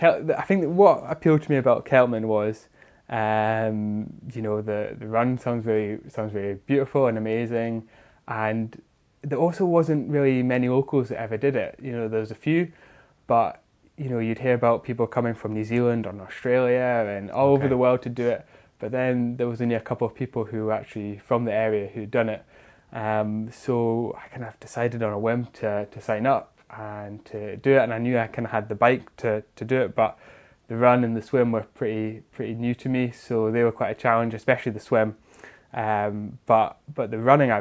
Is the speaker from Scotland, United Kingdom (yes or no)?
yes; Lochcarron, Scotland, United Kingdom; moved away as an adult; now in Fort William, United Kingdom; originally I'm from Aucarin, which is pretty close to Torridon and the Achnacellach Hills, and that's where I was born and grew up